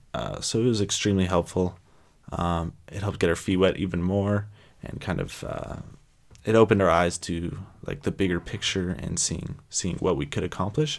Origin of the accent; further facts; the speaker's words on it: San Francisco Bay Area, California, United States; also born or lived in Toronto, Canada; I was born in Toronto, Canada. Uh, then I moved down to the San Francisco Bay Area when I was about three or four. Um, so I would definitely say that I grew up in the San Francisco Bay Area